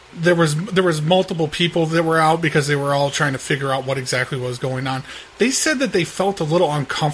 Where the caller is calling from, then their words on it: Seattle, Washington, United States; I'm calling from Seattle, Washington.